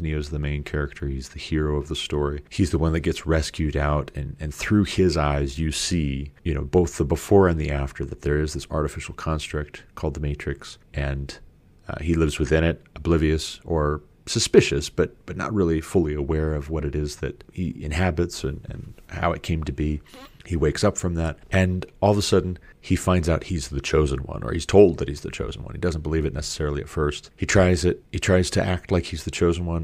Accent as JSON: {"language": "English", "country": "United States", "said": "I'm an American."}